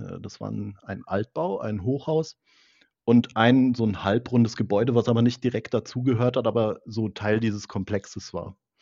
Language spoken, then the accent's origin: German; area around Frankfurt am Main, Hesse, Germany; ich komme ja aus der Gegend um Frankfurt am Main